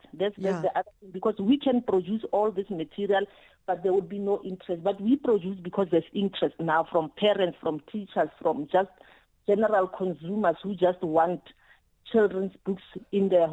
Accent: Kuruman, Northern Cape, South Africa; when I was growing up in Northern Cape in Kuruman

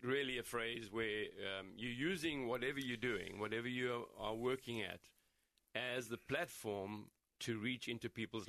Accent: Gauteng, South Africa; now in United States; growing up in South Africa, in the Transvaal, we're now in Gauteng, it gets fairly cold, but it hardly ever snows. Mm. So moving to Minnesota was quite something.

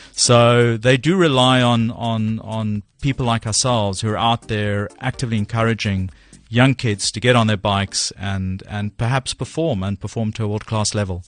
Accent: Cape Town, Western Cape, South Africa; moved away as an adult; now in London, United Kingdom; I grew up in Cape Town

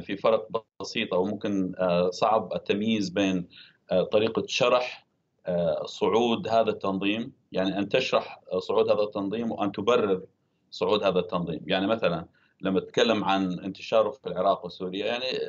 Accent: Deir ez-Zor Governorate, Syria; كان في دير الزور في المحافظه التي انا ولدت فيها وكنت اتابعها آه، كسوري وكشخص من تلك المنطقه

